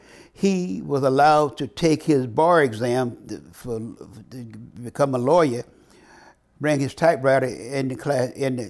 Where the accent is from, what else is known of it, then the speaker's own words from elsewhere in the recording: Vietnam; English is a second language; moved away as an adult; now in United States; So when I came from Vietnam, they had a program sponsored by the Woodrow Wilson Foundation